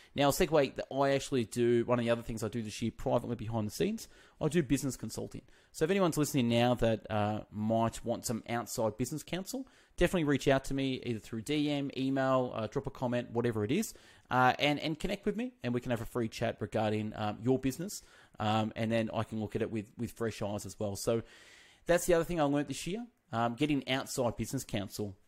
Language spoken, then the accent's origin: English; Australia; we're from Australia